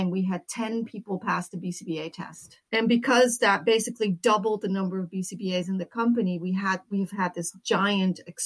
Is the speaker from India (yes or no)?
no; Netherlands; moved away as an adult; also born or lived in United States; now in California, United States; I grew up in the Netherlands